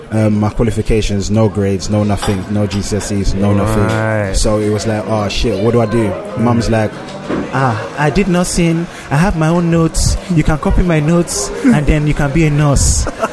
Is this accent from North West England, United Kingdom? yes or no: no; London, United Kingdom; also born or lived in Lagos, Nigeria; I was from Hackney.